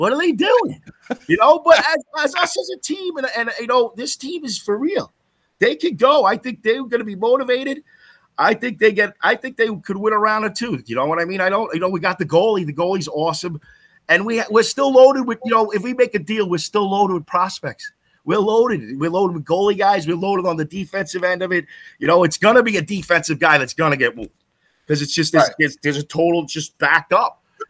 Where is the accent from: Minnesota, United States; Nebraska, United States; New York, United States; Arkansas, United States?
New York, United States; Huntington; I grew up in Huntington, man. My whole family's Islander fans.